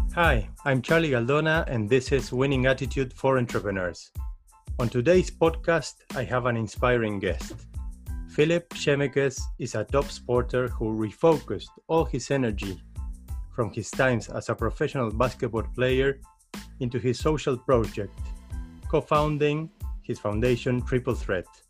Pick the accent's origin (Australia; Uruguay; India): Uruguay; now in Netherlands; I come from South America, I come from Uruguay